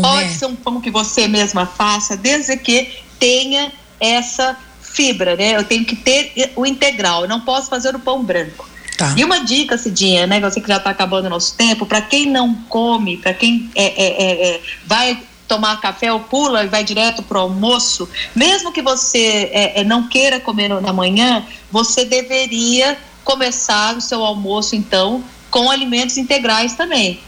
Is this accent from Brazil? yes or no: yes; Minas Gerais, Brazil; eu sou de Minas